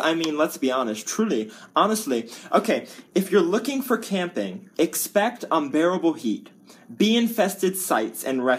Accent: California, United States; Being a Californian and paying up the wazoo for taxes

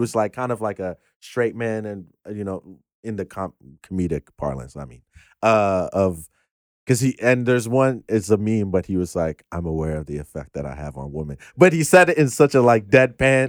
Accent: Ghana; I'm Ghanaian

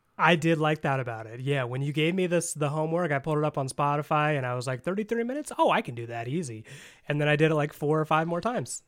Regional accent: Indiana, United States; I'm from Indiana.

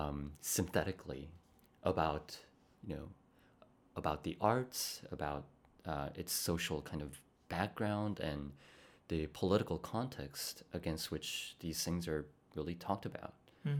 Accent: Bogotá, Colombia; born there; also born or lived in Spain / Costa Rica / Poland / South Korea; So I was born in Bogota, Colombia.

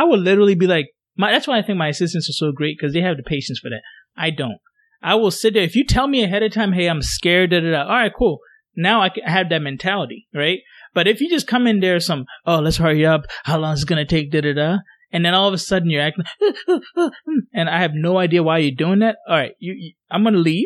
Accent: Ghana; moved away; I'm from Ghana.

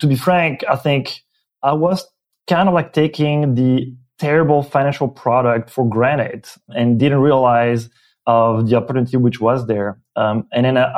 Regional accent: Belgium; accent: French-speaking Belgian; first language French; English is a second language; moved away as an adult; now in San Francisco, United States; I am originally from Belgium, French-speaking, and it's my my accent. Came to the U.S. For grad school

